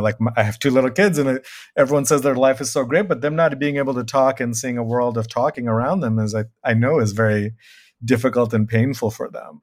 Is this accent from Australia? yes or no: no; Bangladesh; I am from Bangladesh